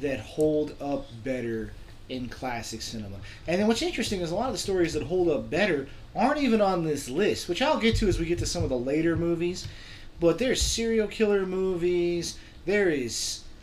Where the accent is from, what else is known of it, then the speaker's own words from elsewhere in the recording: Reno, Nevada, United States; We're from Reno